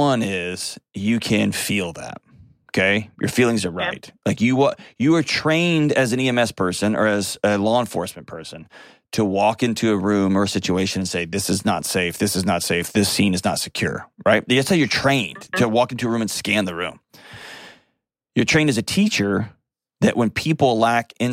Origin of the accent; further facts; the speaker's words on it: Texas, United States; I'm also a Texan